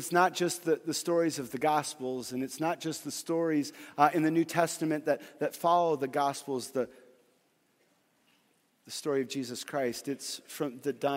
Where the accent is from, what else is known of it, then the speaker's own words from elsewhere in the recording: Fargo, North Dakota, United States; I grew up in Fargo, North Dakota